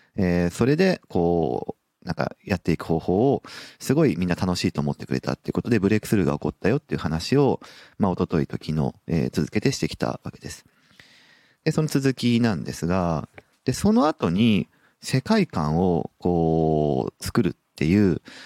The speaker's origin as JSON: {"language": "Japanese", "town": "Sapporo", "region": "Hokkaido", "country": "Japan", "tie": "born or raised there", "moved": "yes", "lives_now": "Nagoya, Japan", "said": "もともと北海道札幌市の出身"}